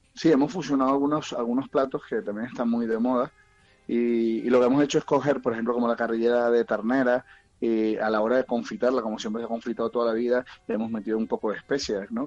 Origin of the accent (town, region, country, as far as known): Venezuela; moved away as an adult; also born or lived in Central America; now in Murcia, Spain